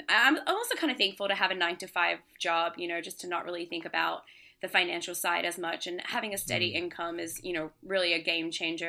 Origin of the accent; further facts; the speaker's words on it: Australia; also born or lived in Singapore; now in Brooklyn, United States; Yeah, so I grew up in Singapore, Australia. I grew up in Australia and then Singapore. And then I actually came here for university.